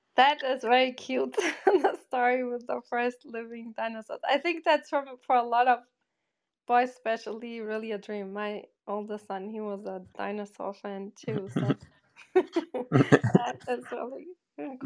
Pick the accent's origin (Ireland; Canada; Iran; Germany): Germany; Bochum, North Rhine-Westphalia; moved away; In the ugliest place, Bochum, im Ruhrgebiet